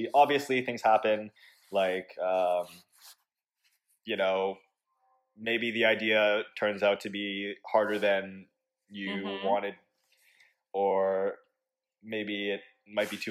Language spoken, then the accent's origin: English; Toronto, Ontario, Canada; moved away as an adult; also born or lived in California; now in Oxford, United Kingdom; I'm from Toronto